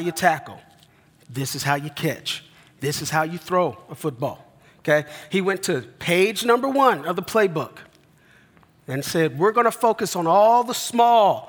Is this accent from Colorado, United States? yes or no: yes; Denver, Colorado, United States; moved away; I grew up in Denver, Colorado